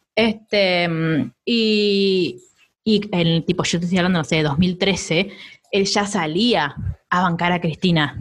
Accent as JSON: {"language": "Spanish", "country": "Argentina", "said": "nosotros, tipo como argentinos"}